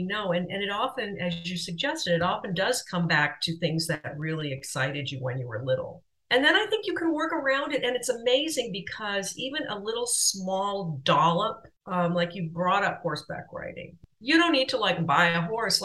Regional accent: Southern California, United States; moved away as an adult; now in France; I grew up in Southern California

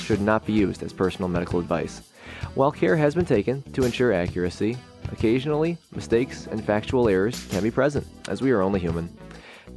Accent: Chicago, Illinois, United States; I'm from the Chicagoland area

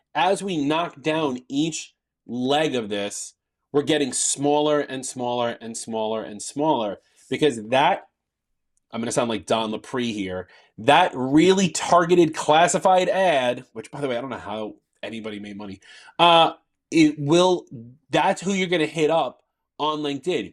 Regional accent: New York, United States; I'm a New Yorker

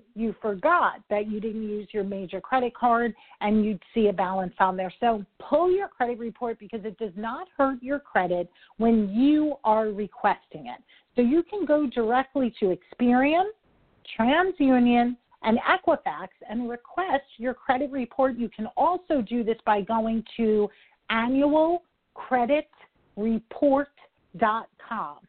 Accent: New York, United States; I'm a New Yorker

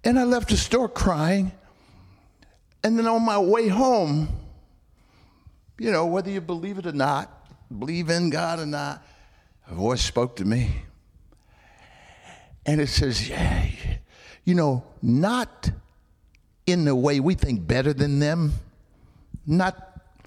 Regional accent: Alabama, United States; I was born in Alabama

